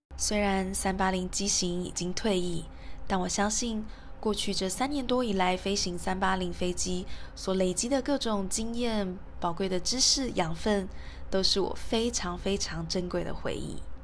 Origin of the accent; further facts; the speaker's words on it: Taiwan; 我是台湾人